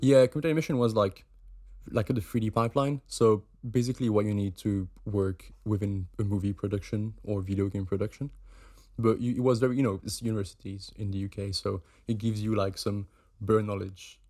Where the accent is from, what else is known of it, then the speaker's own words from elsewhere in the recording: Switzerland; moved away as an adult; now in United Kingdom; I'm from Switzerland